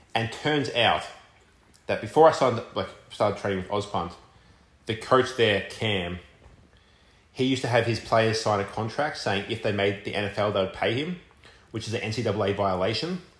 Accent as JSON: {"language": "English", "town": "Melbourne", "region": "Victoria", "country": "Australia", "accent": "Australian", "moved": "as an adult", "lives_now": "Richmond, United States", "said": "coming to Richmond, and yeah, I'm from Melbourne, so Melbourne's a huge city"}